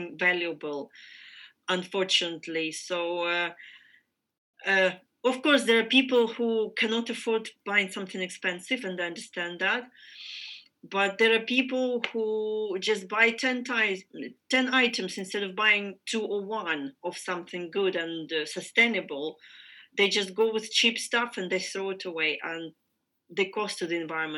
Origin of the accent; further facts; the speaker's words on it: Ukraine; I am from Ukraine